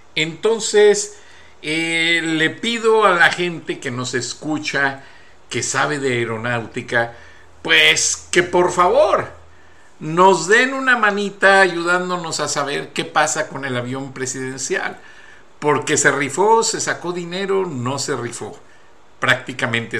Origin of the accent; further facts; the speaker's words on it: near Salamanca, Guanajuato, Mexico; la refinería de Salamanca, ahí cerca de mi pueblo